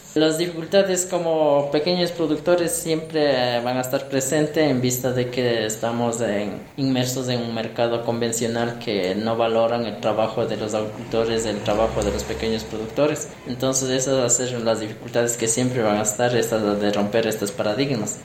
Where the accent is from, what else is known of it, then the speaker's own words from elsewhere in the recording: Riobamba, Chimborazo, Ecuador; soy de acá de la comunidad de Cuatro Esquinas